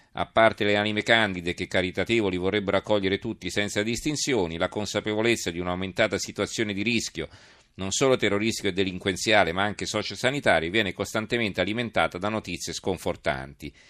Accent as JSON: {"language": "Italian", "country": "Italy", "said": "noi in Italia, noi italiani"}